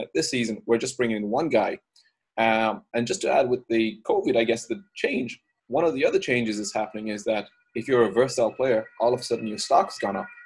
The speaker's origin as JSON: {"language": "English", "country": "Ireland", "tie": "born or raised there", "moved": "yes", "said": "I'm originally from Ireland. Um, I grew up there"}